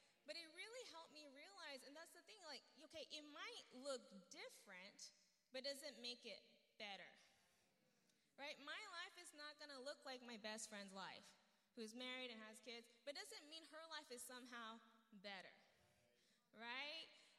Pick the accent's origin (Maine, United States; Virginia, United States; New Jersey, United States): Virginia, United States; also born or lived in Albuquerque, United States / Japan; So I'm from Virginia, from Albuquerque, and then Japan.